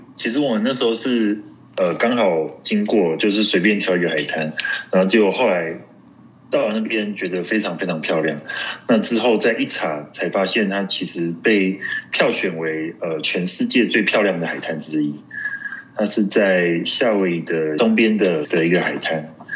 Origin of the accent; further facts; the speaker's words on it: Taiwan; also born or lived in Colorado, United States; now in Denver, United States; 我就说台湾